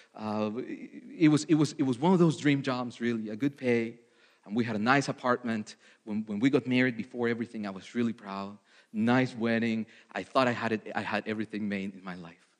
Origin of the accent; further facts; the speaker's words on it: Mexico City, Mexico; moved away; I was born in Mexico City uh, to loving parents